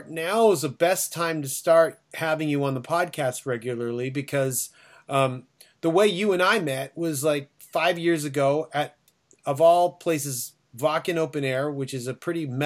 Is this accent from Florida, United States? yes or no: no; Phoenix, Arizona, United States; hey, let's go outside because I'm from Phoenix and it never rains, and it was raining that night.